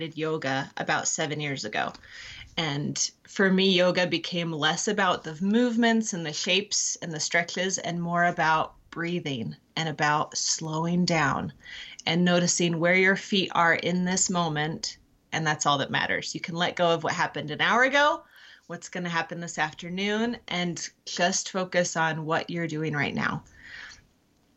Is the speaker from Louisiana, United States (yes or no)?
no; California, United States; moved away as an adult; I grew up in California and met my husband at college